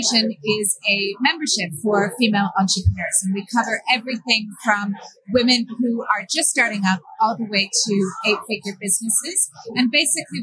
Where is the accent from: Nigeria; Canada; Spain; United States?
Canada; moved away as an adult; also born or lived in Brussels / Stockholm / Belgrade / London; I grew up in Canada.